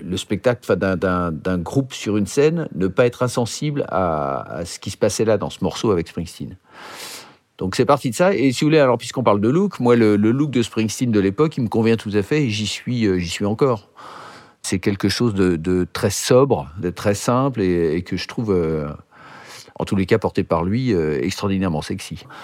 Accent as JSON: {"language": "French", "town": "Neuilly-sur-Seine", "region": "Île-de-France", "country": "France", "tie": "born or raised there", "also_born_or_lived": "Boulogne-Billancourt", "said": "J'ai grandi à Neuilly-sur-Seine. Je suis né à, je suis né à Boulogne-Billancourt, mais j'ai grandi euh, dans une petite rue de Neuilly"}